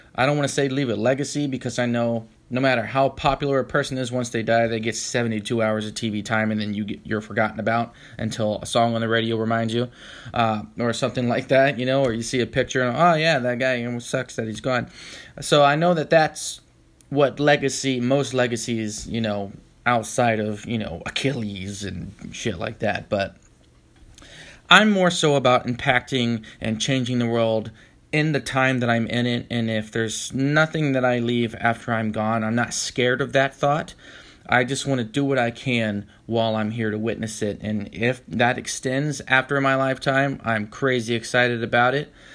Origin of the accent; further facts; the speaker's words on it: Tampa, Florida, United States; moved away as an adult; also born or lived in Orlando, Florida; now in San Francisco, United States; I was born in Florida, Orlando, Florida, as a matter of fact, but I was raised in the Tampa Bay area for most of my life